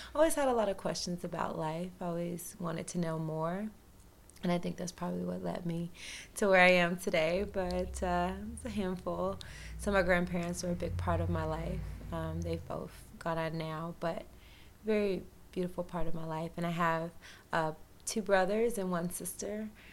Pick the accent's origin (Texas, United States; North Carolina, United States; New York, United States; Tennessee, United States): Tennessee, United States; Humboldt; moved away; I'm from Humboldt, Tennessee. I'm a Southern girl. I grew up in the country.